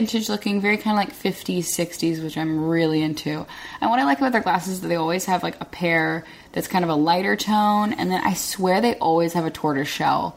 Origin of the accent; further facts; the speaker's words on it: Arkansas, United States; moved away; the friends that I had in my hometown